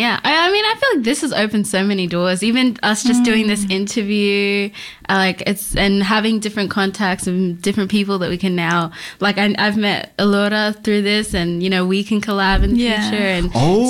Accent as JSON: {"language": "English", "town": "Adelaide", "region": "South Australia", "country": "Australia", "also_born_or_lived": "Egypt", "moved": "as an adult", "said": "So I'm actually from Adelaide. So I moved here in 2018 to study."}